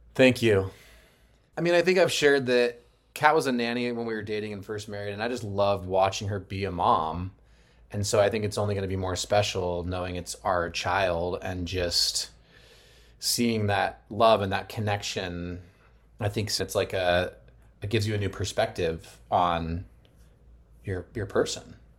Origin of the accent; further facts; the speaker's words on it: Arizona, United States; moved away; I'm from Arizona